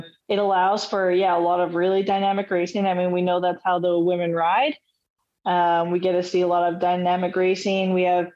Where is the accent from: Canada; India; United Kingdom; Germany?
Canada; I'm Canadian.